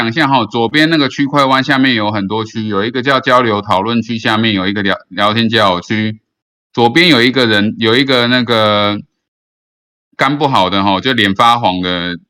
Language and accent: Chinese; Philippines; 啊，我本身是个菲律宾人，我从来都不知道，我都不过问台湾的事事物哈。